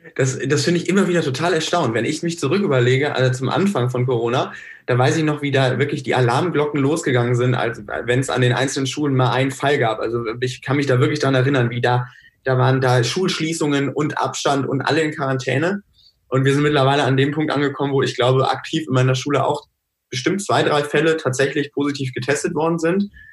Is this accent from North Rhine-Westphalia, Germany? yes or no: yes; North Rhine-Westphalia, Germany; ich komme jetzt aus NRW